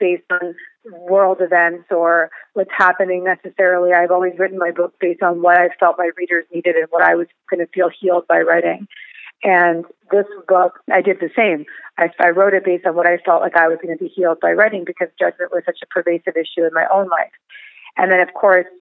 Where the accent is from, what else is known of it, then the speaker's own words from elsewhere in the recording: Larchmont, New York, United States; I grew up in Westchester, New York, in Larchmont, right outside New York City.